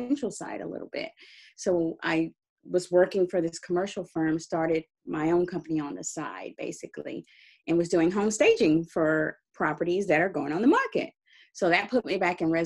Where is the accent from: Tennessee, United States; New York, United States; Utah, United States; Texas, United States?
Texas, United States; Dallas; moved away as an adult; also born or lived in California; I'm originally from Texas, Dallas, Texas.